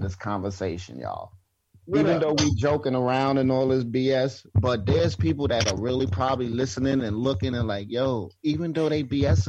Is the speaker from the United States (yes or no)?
yes; New York City, New York, United States; That was us growing up in New York City.